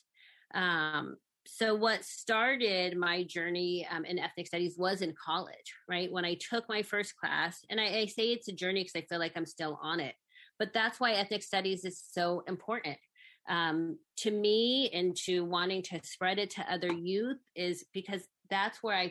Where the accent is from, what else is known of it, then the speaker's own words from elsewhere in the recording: Sacramento, California, United States; also born or lived in San Francisco; although I was born in San Francisco, I was really raised in Sacramento.